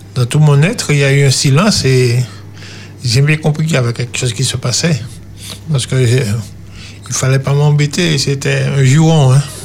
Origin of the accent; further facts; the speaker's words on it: Trinité, Martinique; moved away as an adult; also born or lived in French Guiana; Je suis natif de Trinité.